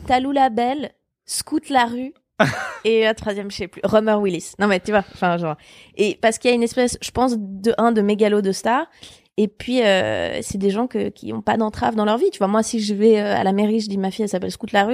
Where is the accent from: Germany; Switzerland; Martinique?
Switzerland; moved away as an adult; also born or lived in Geneva; now in Paris, France; je venais de Suisse